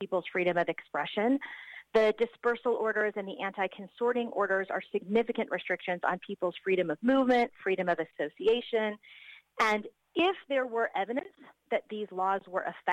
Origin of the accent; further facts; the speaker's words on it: United States; now in Auckland, New Zealand; I'm an American who grew up in the 1980s